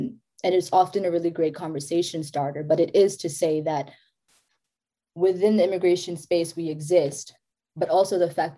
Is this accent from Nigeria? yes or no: no; South Africa; South Africa.